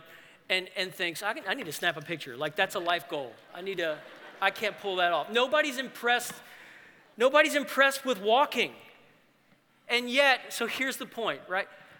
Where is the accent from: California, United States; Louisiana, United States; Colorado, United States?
Louisiana, United States; New Orleans; the church that I grew up in New Orleans